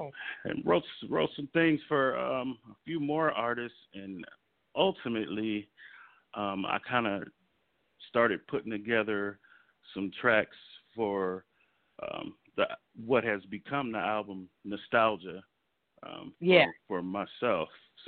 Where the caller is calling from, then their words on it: Los Angeles, California, United States; I am calling from sunny Los Angeles, California.